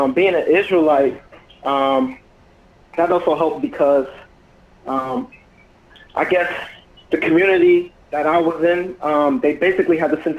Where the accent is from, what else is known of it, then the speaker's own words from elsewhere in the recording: Mount Vernon, New York, United States; I'm from Mount Vernon, New York. Okay. Yeah, I've been basically living here all my life.